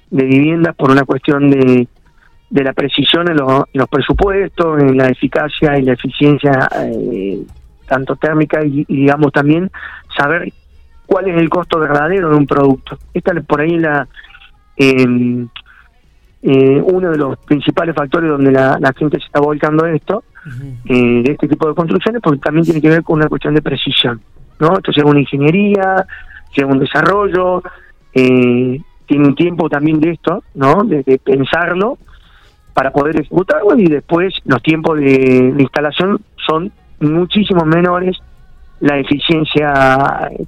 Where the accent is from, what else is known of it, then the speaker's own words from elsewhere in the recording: Córdoba, Argentina; now in Santa Rosa, Argentina; Eh, yo vengo de Córdoba, soy arquitecto, Gaby es nutricionista, yo he estado allá en, obras en Córdoba permanentemente.